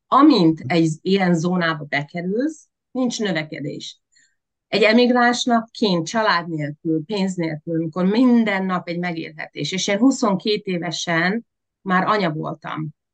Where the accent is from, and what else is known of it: Veszprém, Veszprém County, Hungary; born or raised there; moved away as an adult; also born or lived in Budapest; now in United States